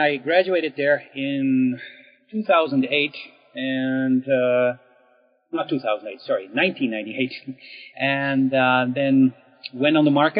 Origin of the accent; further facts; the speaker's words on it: Netherlands; moved away; I was born in the Netherlands, so I got my initial education there